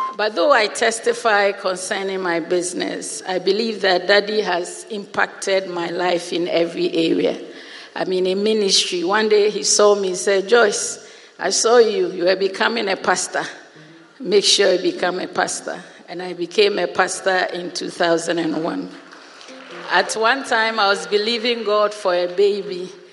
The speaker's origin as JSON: {"language": "English", "country": "Ghana", "also_born_or_lived": "Europe", "moved": "as an adult", "said": "I came home to Ghana in March"}